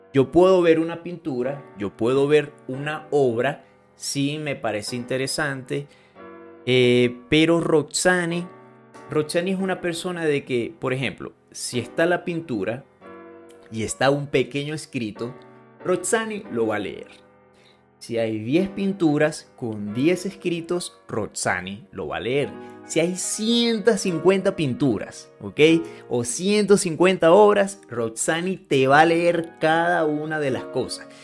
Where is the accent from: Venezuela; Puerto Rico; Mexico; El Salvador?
Venezuela; now in Colombia; Venezuela, que es donde yo nací